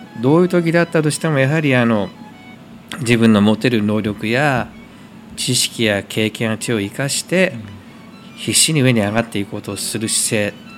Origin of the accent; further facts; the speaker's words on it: Koriyama, Fukushima, Japan; moved away as an adult; 生まれ育ちは福島県郡山市ですね